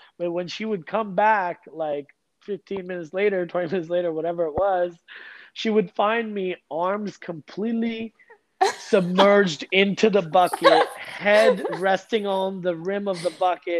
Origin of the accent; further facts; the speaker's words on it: Kuwait; also born or lived in India; I was born in India. I was living in a Muslim country in Kuwait. We used to go to India once a year in the winter for a winter vacation.